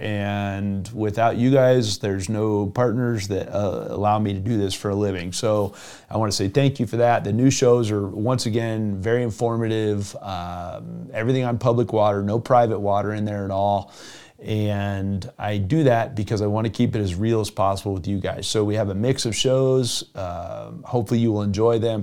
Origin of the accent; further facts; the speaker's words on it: Evergreen, Colorado, United States; I grew up in Evergreen, Colorado as a, as a junior high and high schooler